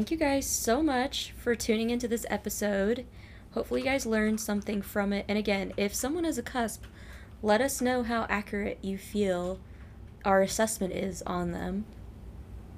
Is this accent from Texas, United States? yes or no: yes; Longview, Texas, United States; our hometown, Longview, Texas